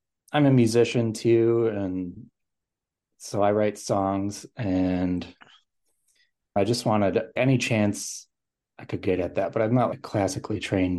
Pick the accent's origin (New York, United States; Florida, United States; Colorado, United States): New York, United States; Rochester; Yeah, so I grew up in the Rochester, New York area.